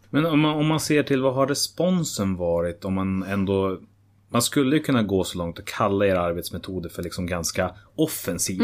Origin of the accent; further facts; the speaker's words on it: Hallstahammar, Västmanland, Sweden; när jag jobbade hemma i Hallstahammar